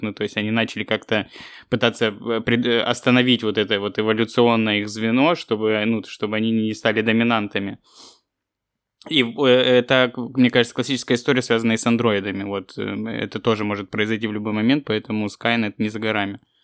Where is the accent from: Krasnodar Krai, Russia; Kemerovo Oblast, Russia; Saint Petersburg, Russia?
Krasnodar Krai, Russia; Krasnodar; moved away; also born or lived in Kropotkin; в мой родной город. Ну, практически родной. Но ну, я в 120 километров родился, ну, я считаю, что Краснодар мой родной город